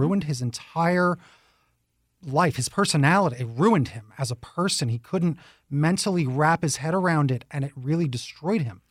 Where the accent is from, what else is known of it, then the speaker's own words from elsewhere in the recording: New York, United States; now in Tucson, United States; I'm a New Yorker